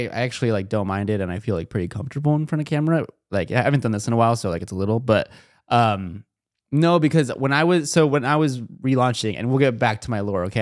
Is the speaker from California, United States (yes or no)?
yes; Chino Hills, California, United States; I'm from SoCal, like, I'm, like, an hour, I'm in the suburbs of SoCal.